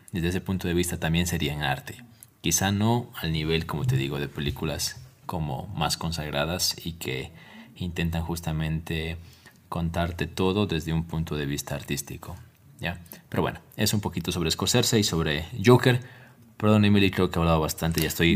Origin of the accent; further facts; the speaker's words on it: Ecuador; como ecuatoriano